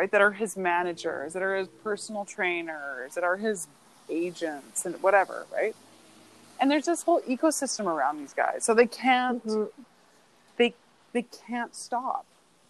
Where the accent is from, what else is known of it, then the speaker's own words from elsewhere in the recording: Vancouver, British Columbia, Canada; now in Montreal, Canada; I'm from Vancouver